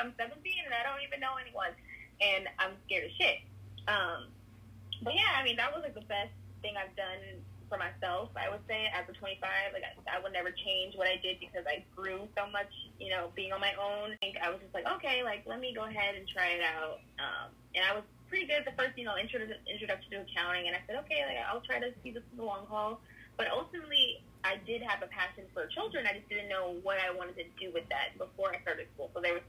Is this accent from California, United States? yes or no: yes; California, United States; Yeah, so I grew up in California, been here my whole life